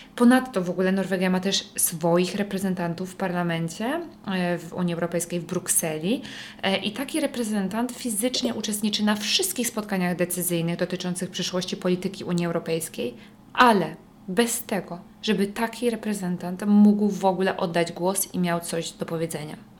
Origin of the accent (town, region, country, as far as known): Poland; moved away as an adult; also born or lived in Bergen, Norway / northern Norway; now in Norway